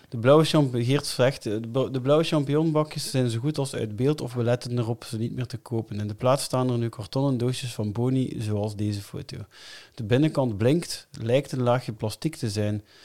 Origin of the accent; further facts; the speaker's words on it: Melle, Flanders, Belgium; ik ben van Melle